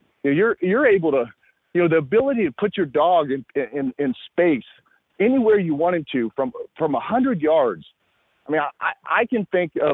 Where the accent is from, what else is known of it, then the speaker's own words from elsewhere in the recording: Northwest Ohio, United States; I grew up in Northwest Ohio